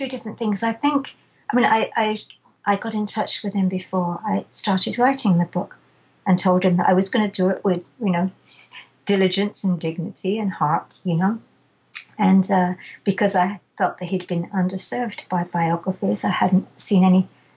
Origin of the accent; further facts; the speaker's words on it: England, United Kingdom; I'm too English